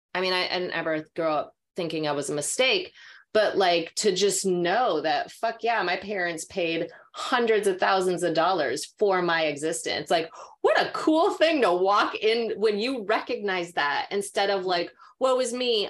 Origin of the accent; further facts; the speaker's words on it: Minnesota, United States; now in California, United States; growing up in Minnesota